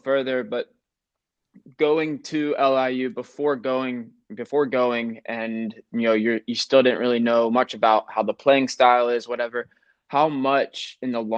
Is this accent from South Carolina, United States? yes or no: yes; South Carolina, United States; I'm from South Carolina, just down south from New York